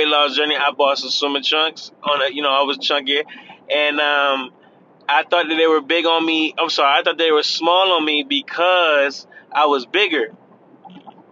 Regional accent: Florida, United States; I'm from Florida

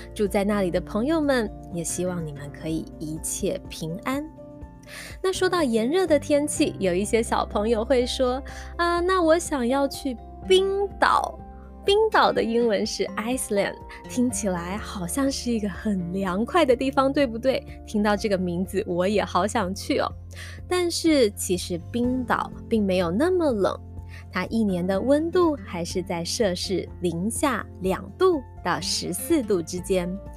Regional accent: Taitung, Taitung County, Taiwan; 妈妈是台东人，小时候在台东吃歘冰的时候

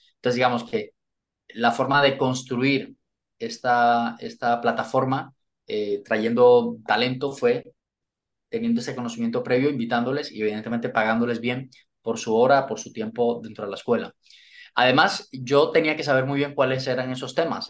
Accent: Colombia; moved away as an adult; also born or lived in London, United Kingdom; now in Spain; lo que me hizo moverme de Colombia fue el, eh, eh, digamos, la, la situación profesional

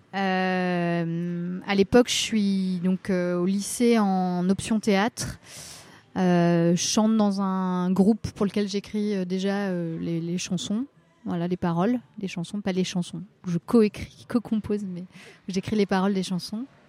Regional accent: Rennes, Brittany, France; moved away as an adult; now in Paris, France; je, suis née à Rennes et j'ai grandi dans, un petit, dans une petite ville dans la métropole rennaise et je suis restée dans ce coin-là jusqu'à mes 20 ans où après je suis arrivée euh, à, Paris

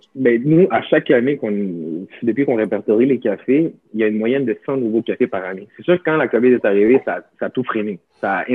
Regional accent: Montreal, Quebec, Canada; moi, quand j'étais jeune, j'ai grandi à Montréal

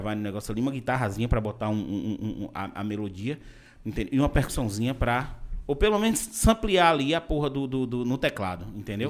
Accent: Vitória da Conquista, Bahia, Brazil; eu sou de Conquista

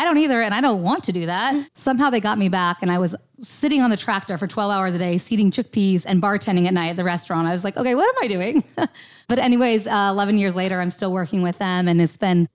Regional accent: Three Forks, Montana, United States; I grew up on a dryland wheat farm in Three Forks, Montana

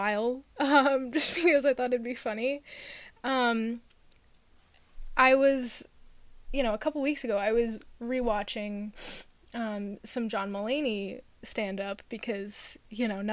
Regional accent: New York, United States; a New York accent because it's too close to my native accent

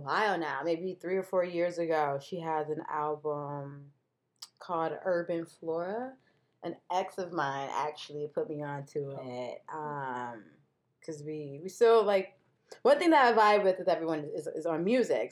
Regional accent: Detroit, Michigan, United States; I'm from Midwest, originally Michigan, Detroit

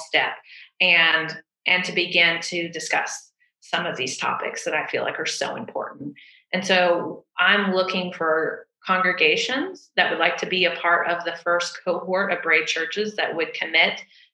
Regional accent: the South, United States; I'm from the South

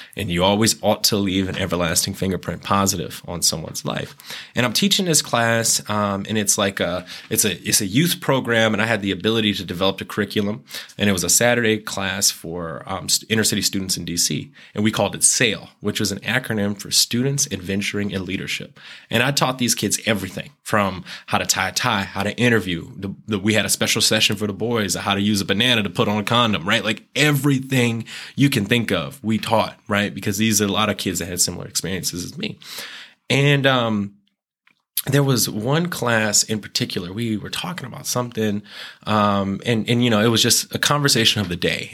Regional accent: Tempe, Arizona, United States; I grew up in Tempe

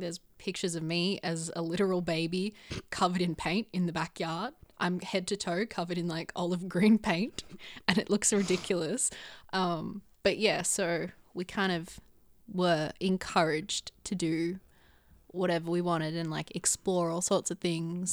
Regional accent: Gold Coast, Queensland, Australia; moved away as an adult; now in Sydney, Australia; I was born and raised on the Gold Coast

